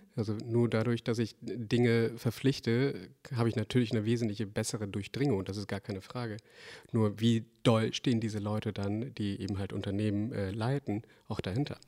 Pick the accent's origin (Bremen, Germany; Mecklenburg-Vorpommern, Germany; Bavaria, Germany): Bremen, Germany; ich komme ja aus Bremen